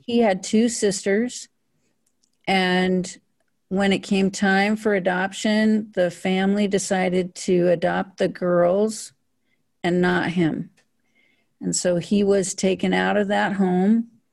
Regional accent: Powell, Wyoming, United States; I was born in a small town in northern Wyoming called Powell, Wyoming

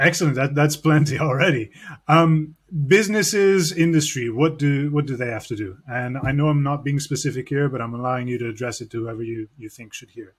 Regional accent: Canada; a Canadian who grew up listening to you

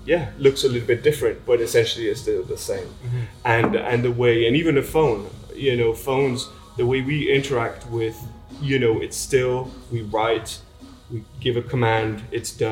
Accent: Switzerland; moved away as an adult; I grew up in Switzerland

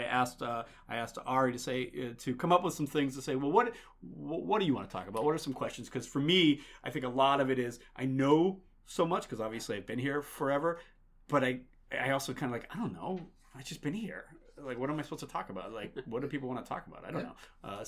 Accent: Grafton, Massachusetts, United States; I grew up outside of Worcester, right next to Worcester in Grafton, Mass

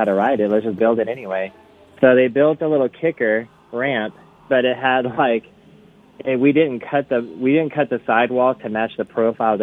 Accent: San Diego, California, United States; growing up in Ocean Beach, Point Loma area, we were kind of the Ocean Beach kids

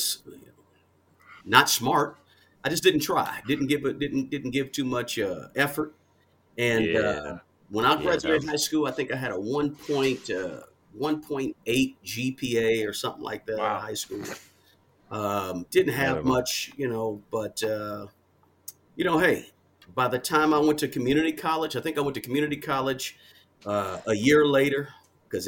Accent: Kansas City, Kansas, United States; I'm from Kansas City area, Kansas City, Kansas, to be exact.

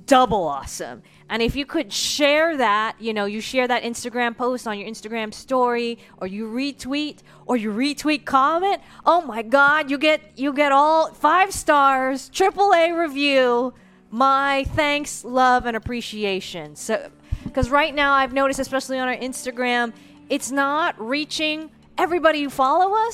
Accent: United States; as an American

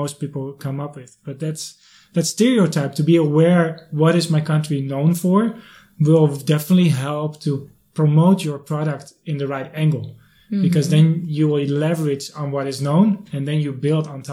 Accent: Netherlands; now in China; I'm from the Netherlands

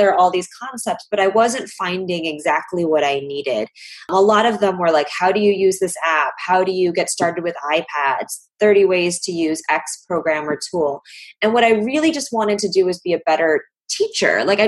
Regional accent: Chicago, Illinois, United States; the whole world coming to my hometown and seeing beautiful, delicious Chicago

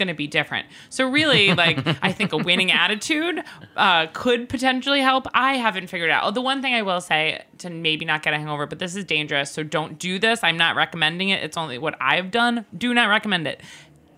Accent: Long Island, New York, United States; the deli near my place in Long Island when I was in high school

